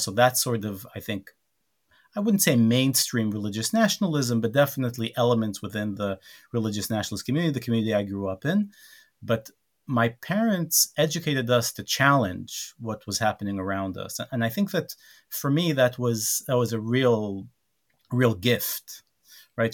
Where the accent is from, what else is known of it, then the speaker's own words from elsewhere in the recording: Rehovot, Central District, Israel; We grew up in Rehovot